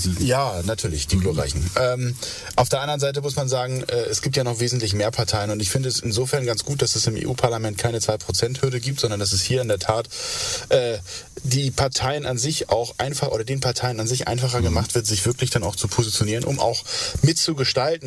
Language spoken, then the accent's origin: German; West Germany, Germany; ich bin Westdeutscher